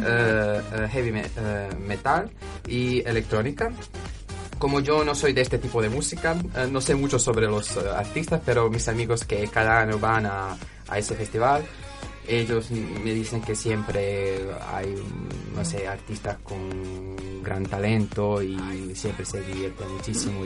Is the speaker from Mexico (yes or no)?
no; Croatia; Spanish is a second language; moved away as an adult; now in Huelva, Spain; en mi país, en Croacia